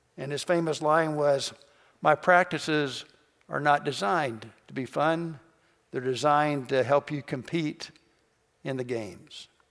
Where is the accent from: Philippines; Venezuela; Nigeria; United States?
United States; Kentucky; I'm from Kentucky